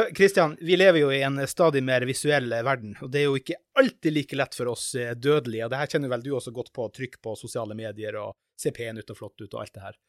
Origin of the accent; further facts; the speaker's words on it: Finland; now in Norway; Jeg er finsk, eh, eller mest finsk, da.